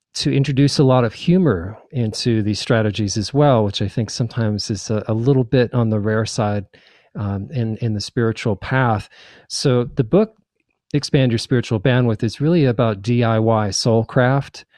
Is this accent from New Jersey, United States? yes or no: yes; New Jersey, United States; also born or lived in New York / Nebraska / Hawaii / New Mexico; now in Asheville, United States; I was born in New York and raised in New Jersey